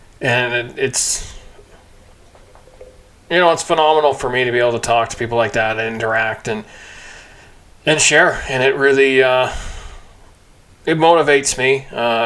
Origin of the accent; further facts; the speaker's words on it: Kamloops, British Columbia, Canada; I grew up in Kamloops